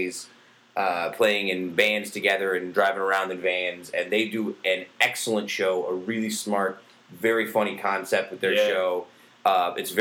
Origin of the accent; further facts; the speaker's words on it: Utica, New York, United States; growing up in Utica when I did